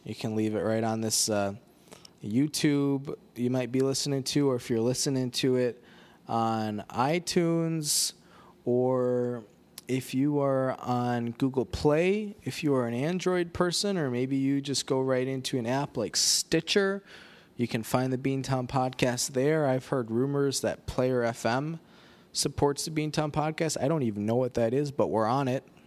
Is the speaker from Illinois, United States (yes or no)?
yes; Rockford, Illinois, United States; Rockford, Illinois, more or less my hometown.